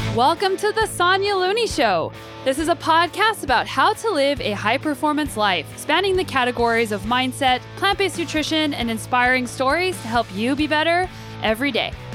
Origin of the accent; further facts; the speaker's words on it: Albuquerque, New Mexico, United States; moved away as an adult; also born or lived in Colorado; now in Canada; I grew up in Albuquerque, New Mexico